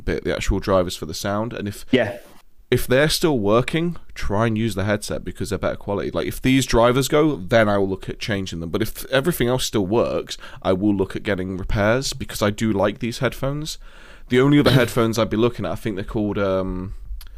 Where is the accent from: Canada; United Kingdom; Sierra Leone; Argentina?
United Kingdom; Nottingham, East Midlands; accent: Nottingham; my proper Nottingham accent